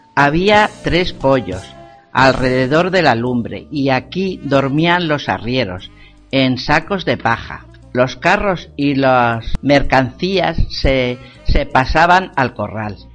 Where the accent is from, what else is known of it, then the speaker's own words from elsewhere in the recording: Porzuna, Castilla-La Mancha, Spain; de Porzuna. He vivido en una posada 26 años